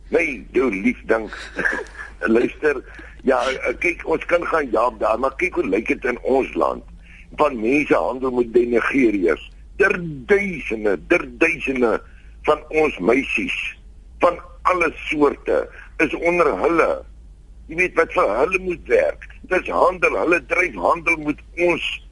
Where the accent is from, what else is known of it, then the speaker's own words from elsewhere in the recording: South Africa; ons as Suid-Afrikaners